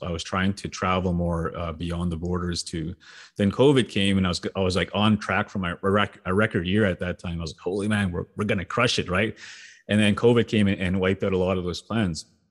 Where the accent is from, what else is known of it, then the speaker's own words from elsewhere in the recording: Sweetgrass First Nation, Saskatchewan, Canada; growing up in Sweetgrass